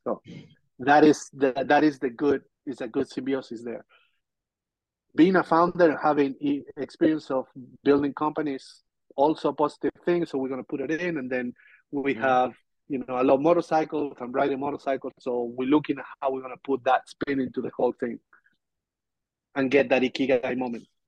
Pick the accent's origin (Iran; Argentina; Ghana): Argentina; moved away; I'm from Argentina.